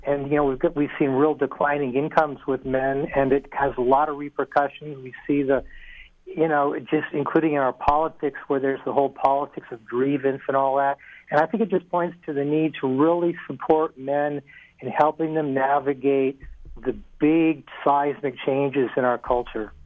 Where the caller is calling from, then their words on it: Oakland, California, United States; I'm calling from Oakland